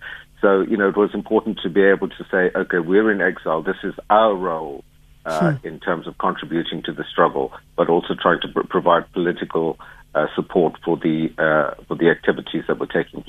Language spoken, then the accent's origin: English; Durban, KwaZulu-Natal, South Africa; Growing up in Durban